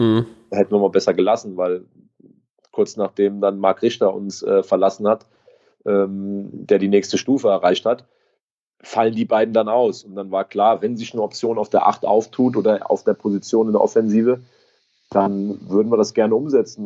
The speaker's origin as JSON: {"language": "German", "town": "Gückingen", "region": "Rhineland-Palatinate", "country": "Germany", "tie": "born or raised there", "said": "in meiner Heimat in Gückingen"}